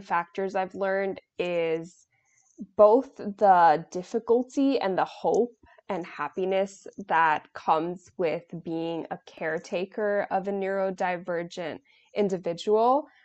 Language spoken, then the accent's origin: English; New York, United States; I'm from New York